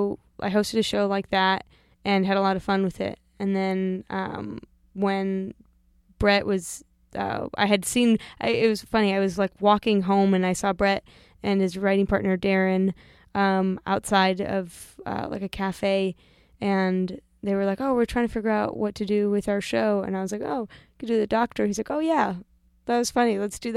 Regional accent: Arizona, United States; I grew up in Arizona, and I was not like, I didn't have any friends that made zines.

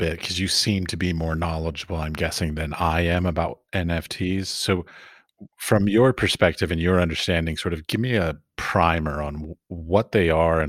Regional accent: Washington, District of Columbia, United States; I grew up in Washington, D.C.

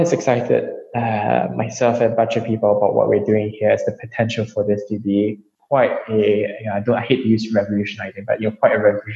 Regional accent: Singapore; I'm East Asian myself. I grew up in Singapore

